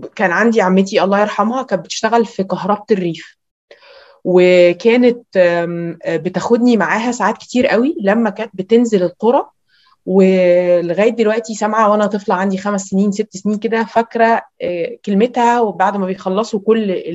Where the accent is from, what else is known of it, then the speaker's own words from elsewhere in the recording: Cairo, Cairo Governorate, Egypt; ان مصر مش هي القاهره اللي انا ساكنه فيها انا ساكنه في المهندسين